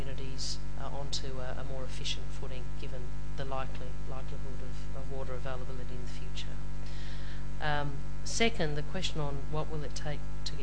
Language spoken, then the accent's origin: English; Adelaide, South Australia, Australia; I come from Adelaide in South Australia